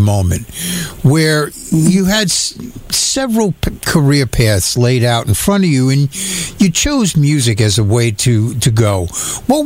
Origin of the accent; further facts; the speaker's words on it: New York, United States; I'm from New York